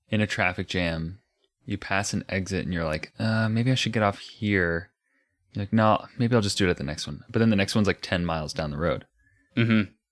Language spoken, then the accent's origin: English; United States; I'm American